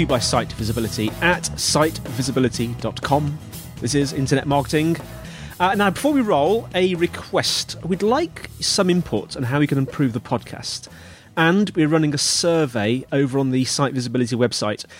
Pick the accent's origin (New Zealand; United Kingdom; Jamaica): United Kingdom; I'm British